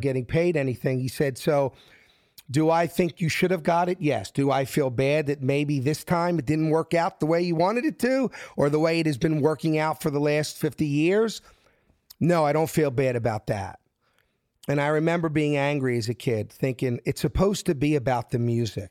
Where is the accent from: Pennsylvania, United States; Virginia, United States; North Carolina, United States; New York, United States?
Pennsylvania, United States; Philadelphia; moved away as an adult; I'm from South Philly